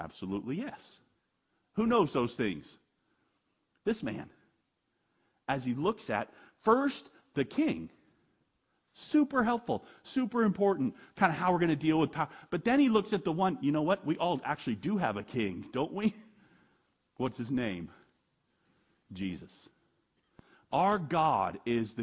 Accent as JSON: {"language": "English", "country": "United States", "said": "I'm an American"}